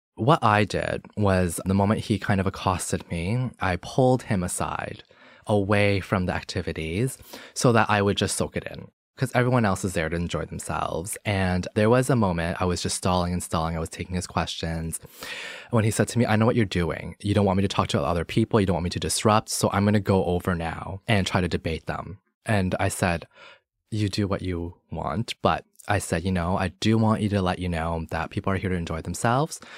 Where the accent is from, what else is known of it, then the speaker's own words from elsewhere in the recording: Toronto, Ontario, Canada; also born or lived in Hong Kong; I was born in Hong Kong, raised here in Toronto, and I grew up in Scarborough